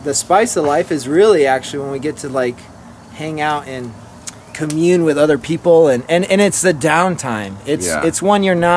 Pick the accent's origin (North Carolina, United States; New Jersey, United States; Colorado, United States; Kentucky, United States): Colorado, United States; I'm from Colorado